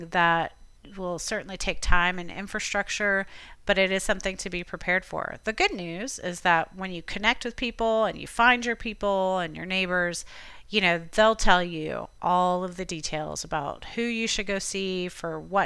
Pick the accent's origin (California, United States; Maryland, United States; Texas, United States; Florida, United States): Florida, United States; Tampa; moved away as an adult; now in Abingdon, United States; I am from Tampa